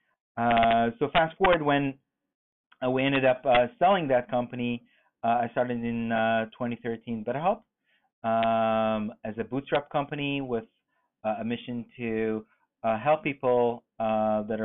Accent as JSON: {"language": "English", "country": "Israel", "tie": "born or raised there", "moved": "as an adult", "said": "Born and raised in Israel, moved here almost 10 years ago with my third company"}